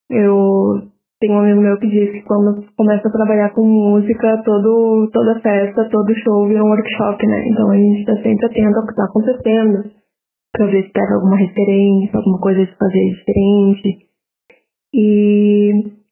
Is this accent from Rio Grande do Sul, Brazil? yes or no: yes; Porto Alegre, Rio Grande do Sul, Brazil; Eu cresci em Porto Alegre, né? Morei a vida inteira aqui, tirando o período da faculdade.